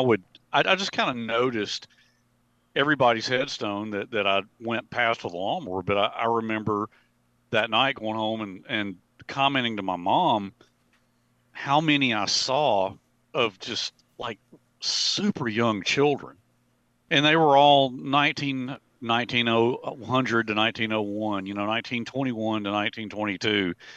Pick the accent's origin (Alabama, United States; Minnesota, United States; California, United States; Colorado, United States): Alabama, United States; Montevallo; I worked for the city of Montevallo during the summers, okay? Uh, when I was home from Auburn University during the summers